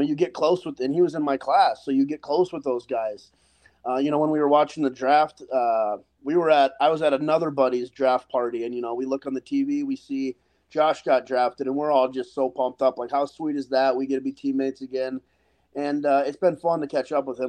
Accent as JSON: {"language": "English", "region": "North Dakota", "country": "United States", "tie": "born or raised there", "moved": "as an adult", "lives_now": "Tampa, United States"}